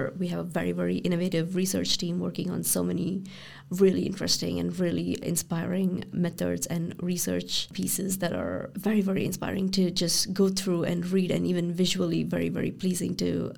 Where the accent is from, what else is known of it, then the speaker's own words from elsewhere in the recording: Brussels, Belgium; growing up in Brussels with expat parents who are more or less around these sectors, I went to the parliament or to the council